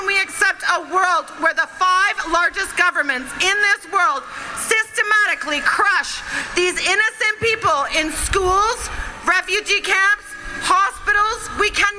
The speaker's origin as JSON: {"language": "English", "town": "Ottawa", "region": "Ontario", "country": "Canada", "tie": "born or raised there", "moved": "yes", "lives_now": "Victoria, Canada", "said": "I am born in Ottawa, and as a Canadian citizen"}